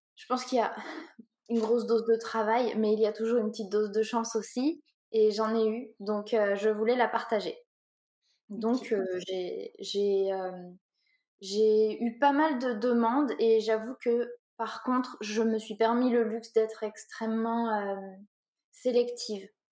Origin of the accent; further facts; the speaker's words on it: Orléans, Centre-Val de Loire, France; also born or lived in Paris / London; je viens d'Orléans, donc euh, j'ai surtout vécu à Orléans